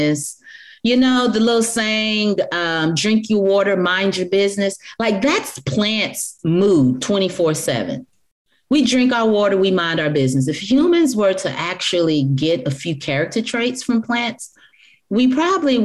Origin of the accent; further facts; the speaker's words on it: Black Belt region of Alabama, United States; I was raised in the Black Belt region of Alabama